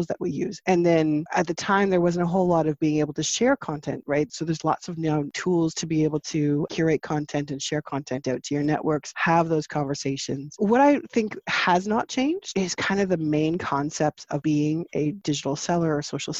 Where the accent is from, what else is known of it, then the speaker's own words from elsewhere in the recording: Canada; also born or lived in St. Jacobs, Ontario; I am Canadian. I am outside of Toronto, about an hour and a half, 2 hours from downtown, near Waterloo. I live in a little tiny village called St. Jacobs.